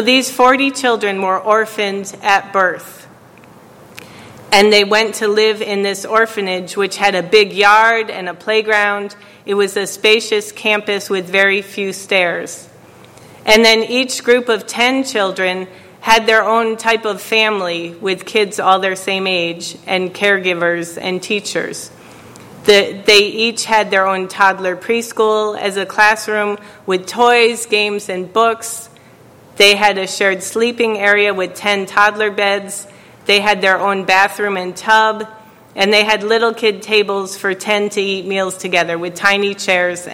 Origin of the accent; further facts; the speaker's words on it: New York, United States; I was from New York